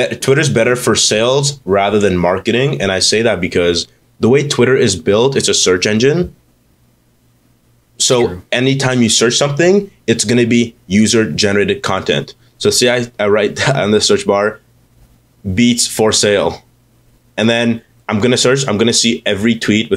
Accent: Canada; now in Toronto, Canada; we're Canadian, we're Toronto based

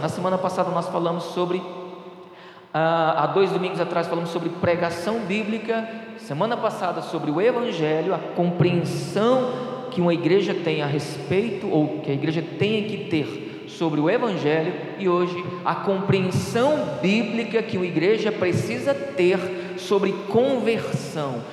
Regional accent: Ceará, Brazil; eu sou nordestino, sou cearense, a cabeça não nega, né? Eu sou cearense

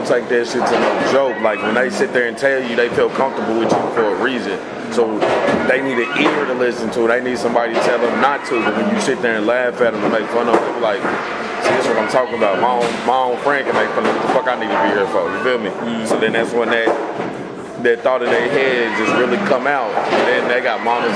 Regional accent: Muskogee, Oklahoma, United States; growing up in this vicinity

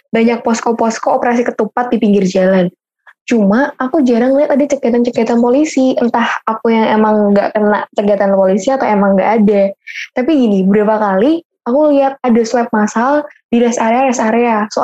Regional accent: Semarang, Central Java, Indonesia; Uh, aku emang asli Semarang sih, Ki.

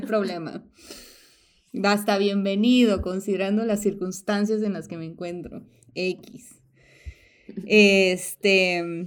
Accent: Mexico; now in United States; yo era, yo soy mexicana

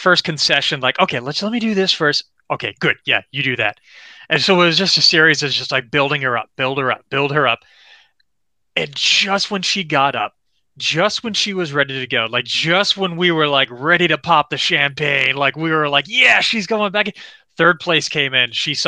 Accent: Florida, United States; I'm from Florida

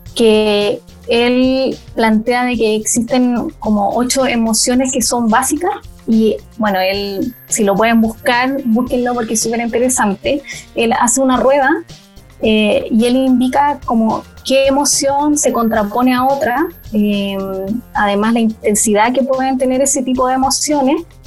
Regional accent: Puerto Natales, Magallanes and Chilean Antarctica, Chile; moved away as an adult; now in Santiago, Chile; soy de Puerto Natales, soy una sureña o patagona

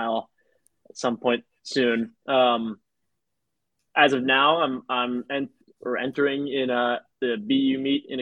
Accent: New York City, New York, United States; I'm from New York City

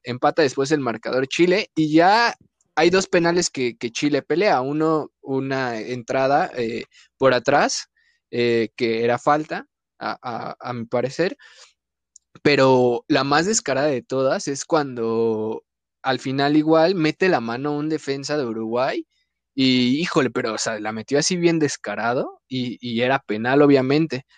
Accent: Mexico; somos mexicanos

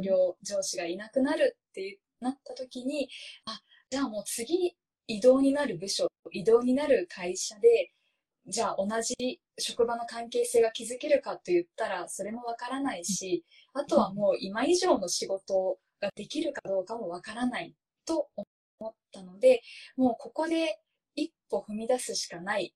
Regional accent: Japan; first language Japanese; 母国語の日本語

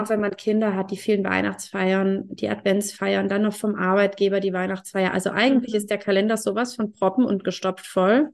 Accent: Germany; bei uns in Deutschland

